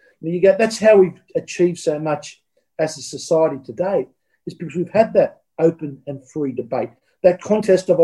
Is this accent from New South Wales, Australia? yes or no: yes; Sydney, New South Wales, Australia; I grew up in Peakhurst, a bit of a middle-class suburb down in the south of Sydney.